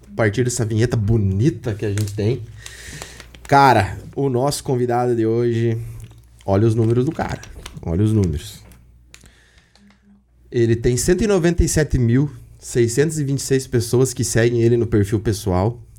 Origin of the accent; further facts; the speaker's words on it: Paraná, Brazil; mas assim como nós que somos paranaense